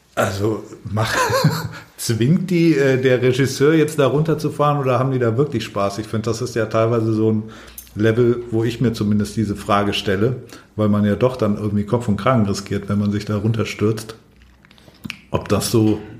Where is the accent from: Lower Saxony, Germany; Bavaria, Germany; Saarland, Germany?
Bavaria, Germany; Allgäu; moved away; ich komme ursprünglich aus dem Allgäu